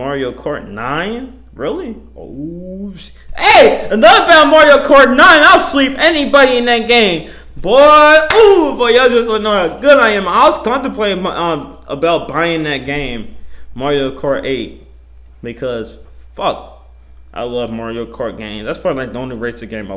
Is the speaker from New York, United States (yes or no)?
no; Missouri, United States; my home state. Let's go. Yeah, Missouri